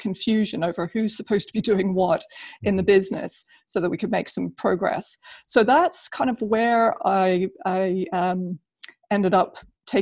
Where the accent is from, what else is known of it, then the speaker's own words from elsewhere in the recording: New Zealand; moved away as an adult; also born or lived in United Kingdom; I'm originally from New Zealand